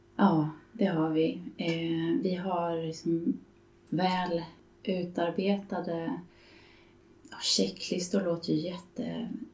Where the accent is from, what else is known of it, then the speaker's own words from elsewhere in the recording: Stockholm, Stockholm County, Sweden; Jag är från Stockholm där jag bor och arbetar